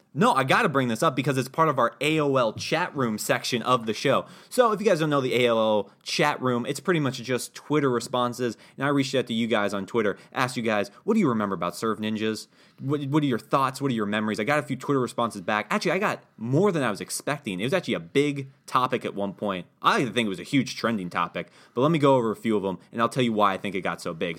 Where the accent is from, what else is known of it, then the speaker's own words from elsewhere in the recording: California, United States; We're from California, bro, right? You and me are from California